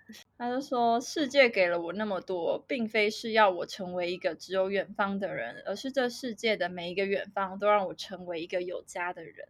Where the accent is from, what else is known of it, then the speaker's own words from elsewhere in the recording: Taiwan; moved away as an adult; 所以我的家乡对我来说就还是台湾